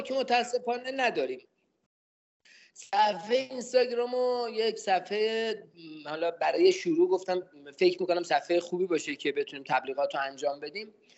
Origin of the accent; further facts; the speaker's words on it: Tehran, Tehran Province, Iran; اهل تهران هستم